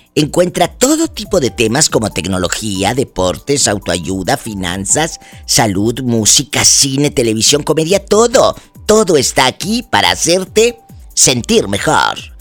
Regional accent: Matamoros, Tamaulipas, Mexico; me encanta mi tierra. Mi tierra, mi Valle mi Matamoros, mi Tamaulipas.

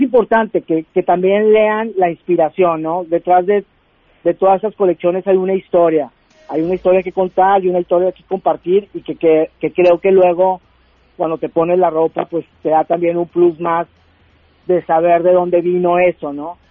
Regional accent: Mexico; now in United States; tanto como latino, como mexicano y como inmigrante

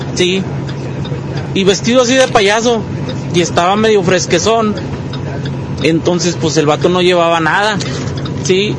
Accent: Durango, Mexico; now in Monterrey, Mexico; nosotros somos del estado de Durango

